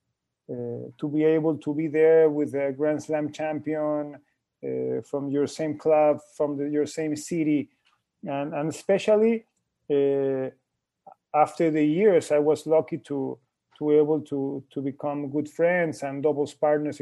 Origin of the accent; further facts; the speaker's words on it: Guayaquil, Guayas, Ecuador; my hometown in Guayaquil.